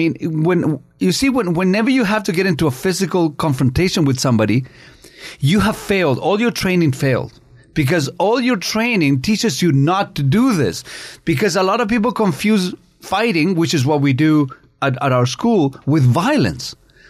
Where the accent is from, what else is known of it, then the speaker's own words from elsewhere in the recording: Canada; I'm a treasure. I'm a Canadian treasure.